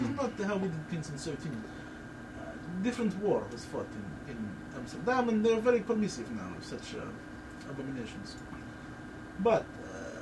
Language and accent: English; Voronezh, Voronezh Oblast, Russia; moved away; That's what we used to say in Voronezh